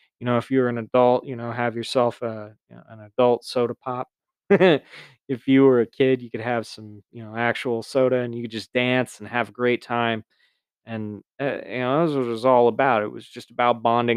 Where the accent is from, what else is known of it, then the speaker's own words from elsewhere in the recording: Silver City, Nevada, United States; Growing up in Silver City, Nevada